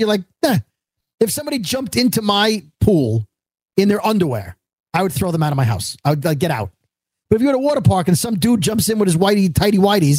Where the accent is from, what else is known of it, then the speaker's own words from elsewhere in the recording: New York City, New York, United States; we grew up in Brooklyn